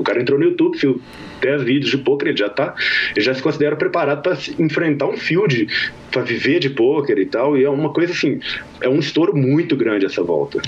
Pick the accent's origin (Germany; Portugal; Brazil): Brazil; Minas Gerais; now in Las Vegas, United States; Eu sou mineiro